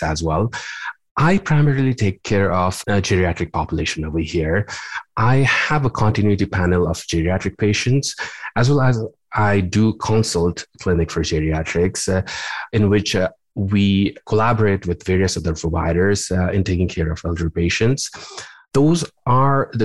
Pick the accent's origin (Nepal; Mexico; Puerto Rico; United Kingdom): Nepal; moved away as an adult; also born or lived in Louisiana / Los Angeles, California; now in Springfield, United States; my training goes back to my home country of Nepal. I did my med school over there